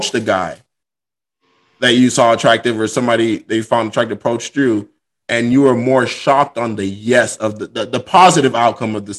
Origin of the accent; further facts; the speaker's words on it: Miami, Florida, United States; I grew up in Miami, Florida